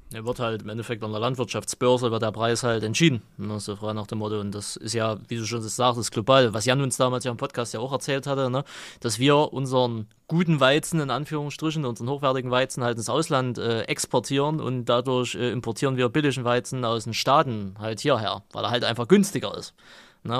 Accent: East Germany, Germany; bei uns im Osten

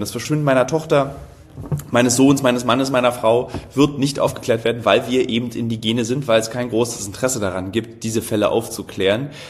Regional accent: East Germany, Germany; weil ich natürlich als, besonders als Ossi

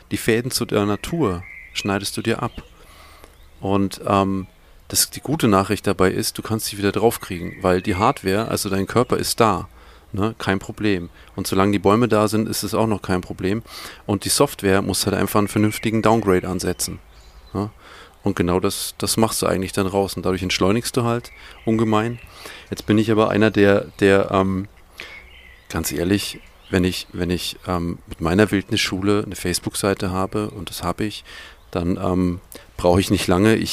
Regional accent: Bavaria, Germany; ich bin ein Franke, das ist voll schwierig.

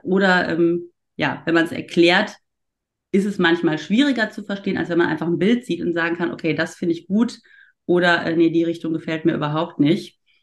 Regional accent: Ruhr area, North Rhine-Westphalia, Germany; now in Cologne, Germany; Ich bin ja keine richtige Kölnerin. Ich komme ja eigentlich aus dem Ruhrpott gebürtig

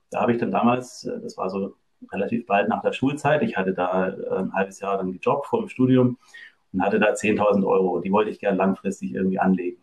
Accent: Germany; moved away as an adult; also born or lived in France; now in Norway; Ursprünglich komme ich aus Deutschland

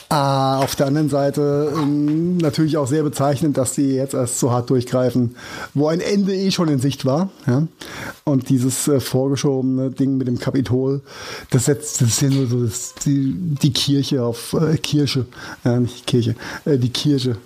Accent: Germany; bei uns in Deutschland

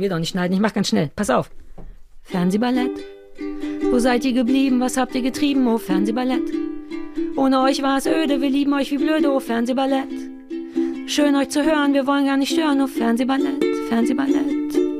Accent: Berlin, Germany; ich bin in Berlin-Mitte groß geworden

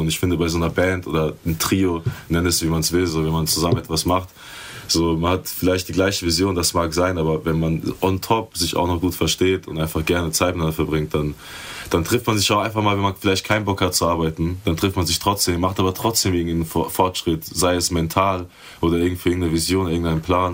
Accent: Schifferstadt, Rhineland-Palatinate, Germany; wir kommen beide aus Schifferstadt

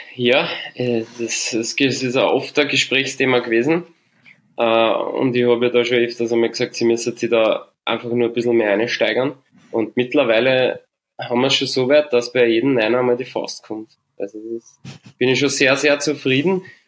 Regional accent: St. Pölten, Lower Austria, Austria; born or raised there

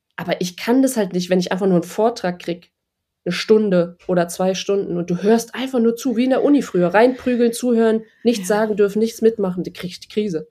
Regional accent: Germany; moved away; als eine Deutsche da hinkommt

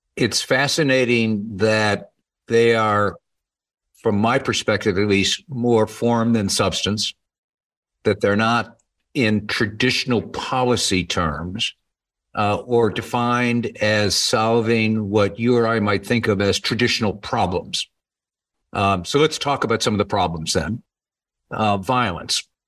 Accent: United States; as an American

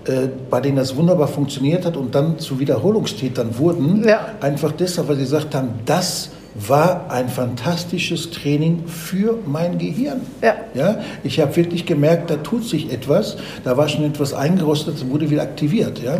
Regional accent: Bavaria, Germany; Aber auch wenn ich von meinem Heimatort als Beispiel äh, äh, äh, von Bayern Süd nach Bayern Nord äh, fahre und nach München fahre

